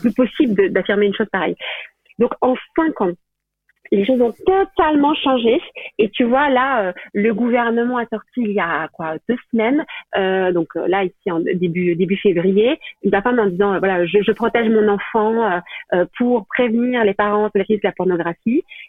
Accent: Belgium; moved away as an adult; now in France; je viens de Belgique, enfin, je suis complètement belge mais j'habite en France, là, depuis, depuis combien de temps Depuis, euh, depuis 8 ans

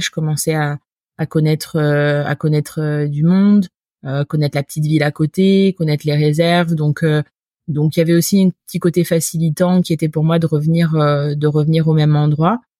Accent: Normandy, France; moved away as an adult; je suis normande d'origine

